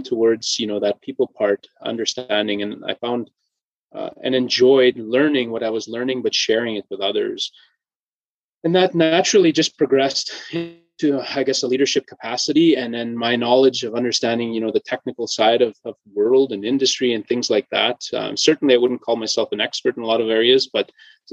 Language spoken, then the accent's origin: English; Cumberland House, Saskatchewan, Canada; Growing up in Cumberland House, you know, drawn to the environment